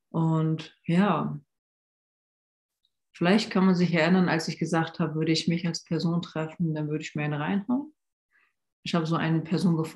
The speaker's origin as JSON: {"language": "German", "region": "Hamburg", "country": "Germany", "lives_now": "Koblenz, Germany", "said": "ich bin aus Hamburg hier nach Koblenz gezogen"}